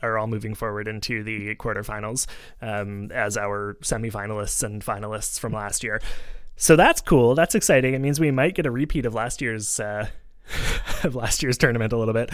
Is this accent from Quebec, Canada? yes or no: yes; Montreal, Quebec, Canada; a kid growing up in Montreal